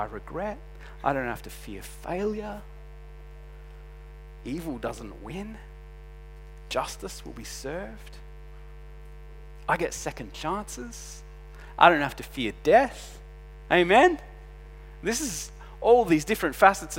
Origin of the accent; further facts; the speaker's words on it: Adelaide, South Australia, Australia; we're from Adelaide